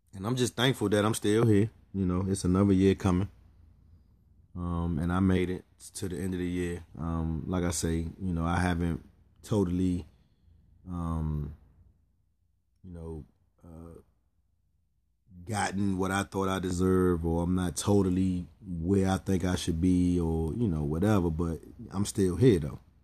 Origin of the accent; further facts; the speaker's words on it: Pennsylvania, United States; I was raised in Pennsylvania.